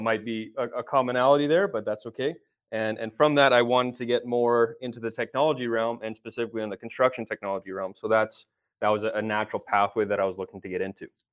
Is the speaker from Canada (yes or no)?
yes; Edmonton, Alberta, Canada; I was born and raised here in Edmonton, Alberta